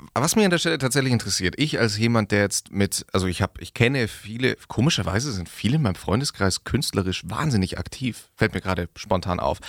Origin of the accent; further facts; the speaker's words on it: Augsburg, Bavaria, Germany; Wir sind aus Augsburg.